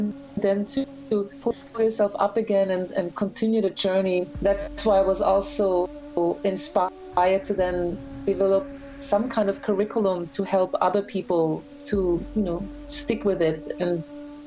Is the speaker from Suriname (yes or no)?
no; Graz, Styria, Austria; moved away as an adult; also born or lived in Vienna, Austria; now in New York, United States; I'm from Austria. I was born in Graz, and I studied musicology in Vienna